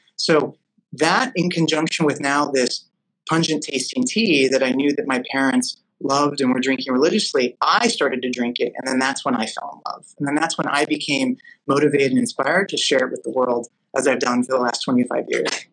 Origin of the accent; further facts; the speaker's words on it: Los Angeles, California, United States; growing up in Los Angeles